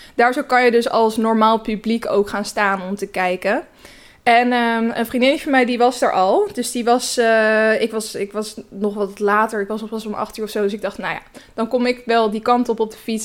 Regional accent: Naaldwijk, South Holland, Netherlands; moved away; Naaldwijk. Dat is het dorp waar ik vandaan kom

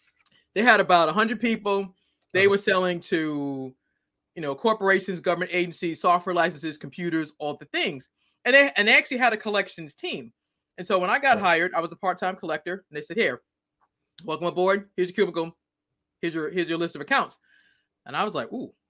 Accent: Boston, Massachusetts, United States; I'm originally from Boston

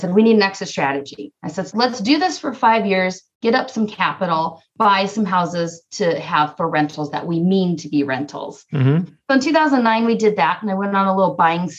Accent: Southern California, United States; also born or lived in Northeast Ohio; now in Ohio, United States; We're from Southern California originally

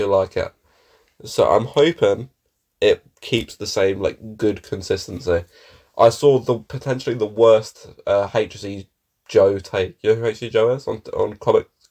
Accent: United Kingdom; as British people, very, very British

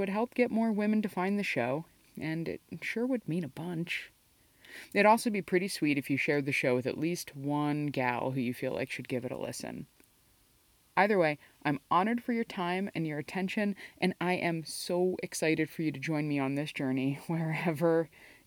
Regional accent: New Jersey, United States; I'm a Jersey girl myself

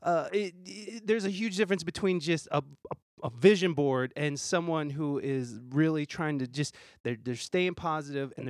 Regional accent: Toledo, Ohio, United States; moved away as an adult; I'm from here. I'm from Toledo.

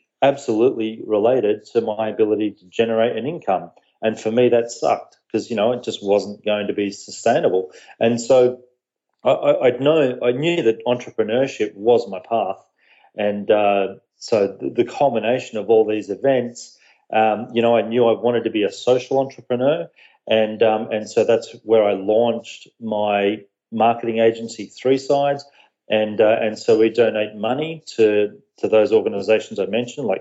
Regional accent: Australia; moved away as an adult; also born or lived in Fairfield County, Connecticut, United States; now in Connecticut, United States; I'm from Australia, and I moved to the US about a year ago with my family. So I do live here in the US over on the East Coast. But, born and raised in Australia

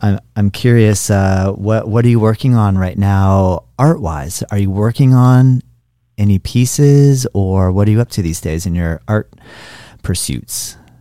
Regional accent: Florida, United States; I'm from Florida, so it rains here

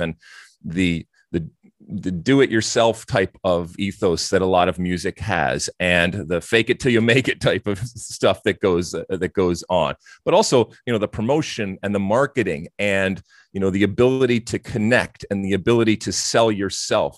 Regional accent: Detroit, Michigan, United States; also born or lived in Athens, Greece; I grew up, uh, living in these two very different and distinct type of, uh, of cultures. Um, as you mentioned, obviously in the States and certainly in, uh, in Michigan and Detroit

